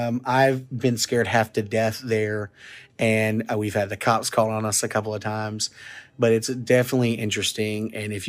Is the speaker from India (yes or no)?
no; Arkansas, United States; I want to tell you about the urban legend from my hometown or my home county of Ashley County, Arkansas, the Crossett Light.